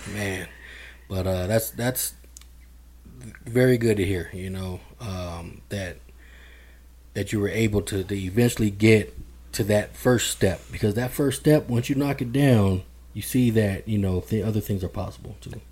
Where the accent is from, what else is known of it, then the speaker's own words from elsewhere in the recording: Denver, Colorado, United States; I'm born and raised in Denver, Colorado